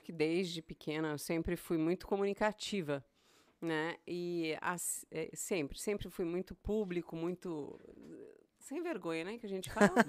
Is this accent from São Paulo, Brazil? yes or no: yes; São Paulo, Brazil; moved away as an adult; also born or lived in Goiânia / Montreux, Switzerland; now in Boston, United States; Eu sou nascida em São Paulo, me criei Ei. em São Paulo, na capital